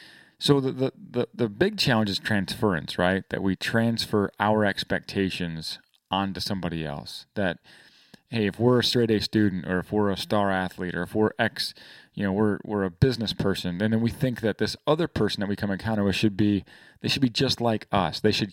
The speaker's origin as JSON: {"language": "English", "region": "Michigan", "country": "United States", "tie": "born or raised there", "said": "And we grew up together in Northern Michigan."}